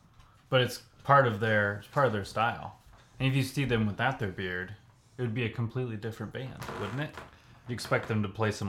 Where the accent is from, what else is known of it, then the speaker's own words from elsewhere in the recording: Kansas, United States; It's like, well, here are our roots. We're from Kansas.